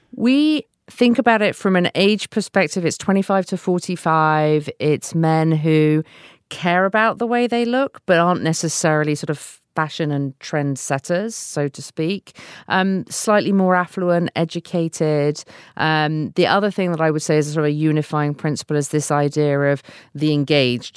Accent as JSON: {"language": "English", "country": "United Kingdom", "moved": "yes", "lives_now": "United States", "said": "a British person living in the U S"}